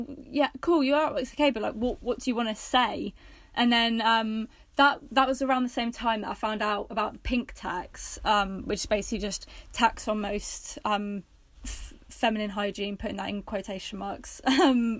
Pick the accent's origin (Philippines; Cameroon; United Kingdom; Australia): United Kingdom; Worthing, South East England; moved away as an adult; also born or lived in Bristol; I'm from Worthing originally